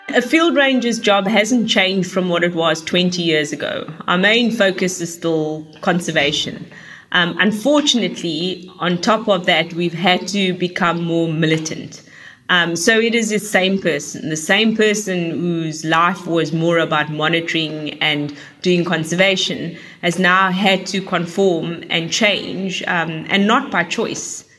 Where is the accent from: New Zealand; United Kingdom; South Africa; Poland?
South Africa; Cape Town, Western Cape; when I was growing up in Cape Town